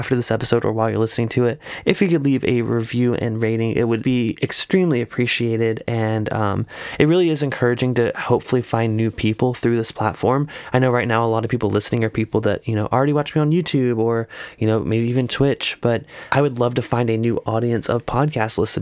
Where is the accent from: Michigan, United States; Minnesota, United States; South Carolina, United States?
South Carolina, United States; I grew up in South Carolina